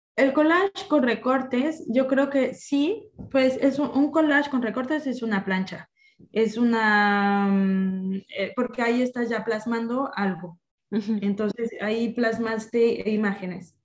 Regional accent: Mexico; culturalmente como mexicana, el emprendimiento es algo que se nos inculca desde niños

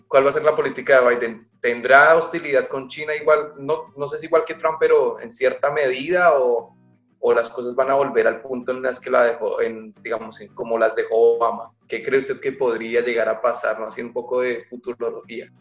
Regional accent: Colombia; mi país, en Colombia

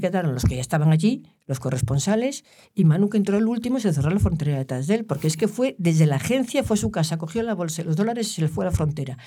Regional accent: Galicia, Spain; yo soy gallega

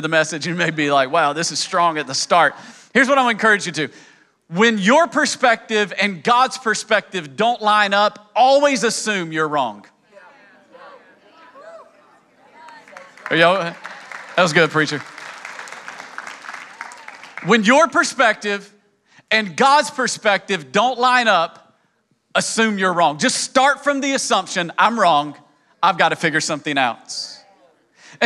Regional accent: East Tennessee, United States; accent: hillbilly; moved away; also born or lived in New York City; I grew up in East Tennessee and spoke hillbilly.

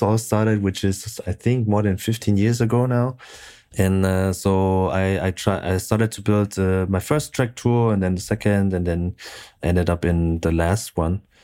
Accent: Frankfurt, Hesse, Germany; moved away as an adult; also born or lived in Munich; now in Stuttgart, Germany; growing up in Frankfurt

